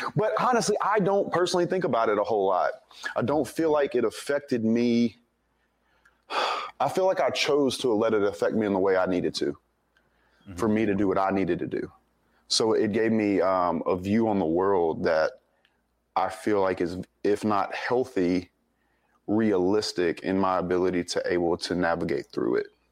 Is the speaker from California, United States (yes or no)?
no; Denham Springs, Louisiana, United States; also born or lived in Monroe, Louisiana; I was born up in Monroe, but I grew up in a little town called Denham Springs, Louisiana, uh, just outside of Baton Rouge